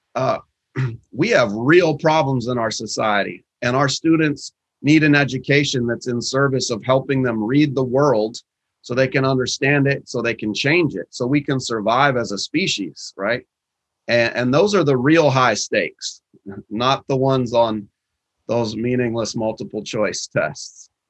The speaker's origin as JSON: {"language": "English", "town": "Seattle", "region": "Washington", "country": "United States", "tie": "born or raised there", "said": "in Seattle in my hometown"}